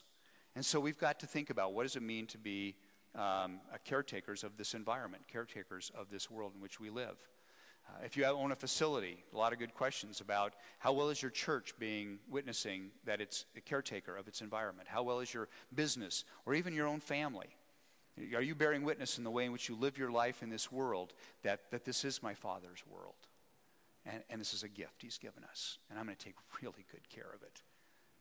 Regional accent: Wyoming, United States; also born or lived in Scotland / Philadelphia; now in Spokane, United States; I was born and raised in Wyoming

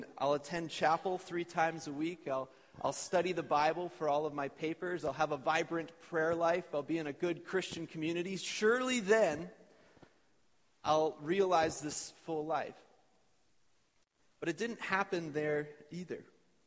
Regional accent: Edmonton, Alberta, Canada; I grew up in Edmonton. Jalene and I both are born and raised Alberta people

